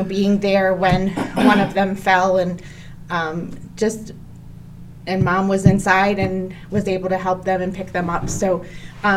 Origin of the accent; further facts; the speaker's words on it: Cleveland Heights, Ohio, United States; I grew up in Cleveland Heights. I went to Cleveland Heights High School, graduated, loved it.